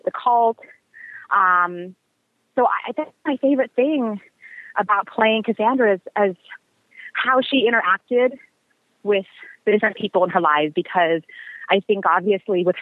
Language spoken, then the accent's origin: English; Seattle, Washington, United States; now in Los Angeles, United States; we both live in LA and we're both from Seattle